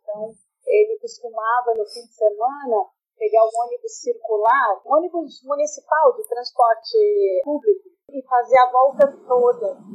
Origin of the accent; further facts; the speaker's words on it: Santos, São Paulo, Brazil; eu nasci em Santos, de uma família de imigrantes italianos e portugueses.